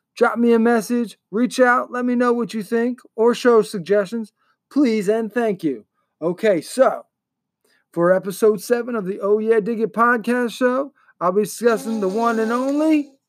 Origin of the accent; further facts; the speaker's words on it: Baltimore, Maryland, United States; My hometown, if you will.